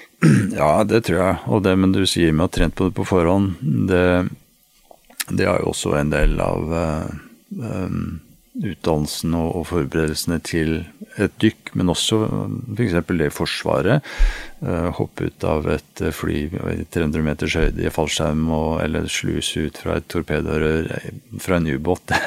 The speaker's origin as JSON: {"language": "Norwegian", "town": "Nesodden", "region": "Akershus", "country": "Norway", "tie": "born or raised there", "said": "jeg vokste opp på Nesodden, helt ut på tuppen der med hav på alle kanter"}